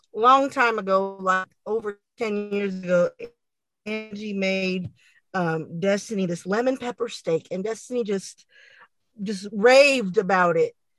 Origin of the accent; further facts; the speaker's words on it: San Antonio, Texas, United States; we're from Texas, San Antonio, uh, to be exact